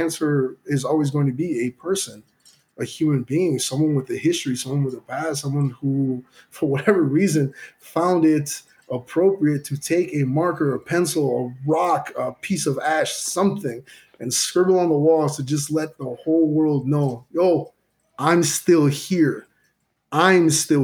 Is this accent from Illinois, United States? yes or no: yes; Chicago, Illinois, United States; growing up in Chicago